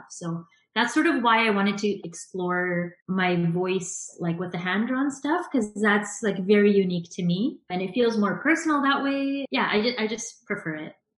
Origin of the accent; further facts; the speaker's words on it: suburbs of Vancouver, British Columbia, Canada; I live in the suburbs of Vancouver, so about half an hour outside of Vancouver. And yeah, I was born and raised in the suburbs here.